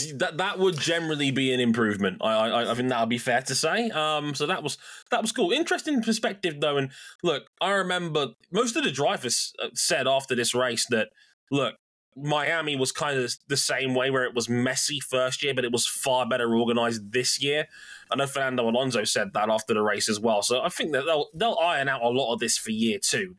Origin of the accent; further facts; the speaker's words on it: United Kingdom; us Brits